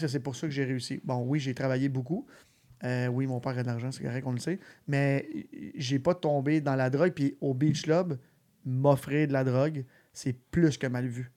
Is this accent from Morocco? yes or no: no; Sainte-Martine, Quebec, Canada; je venais de Sainte-Martine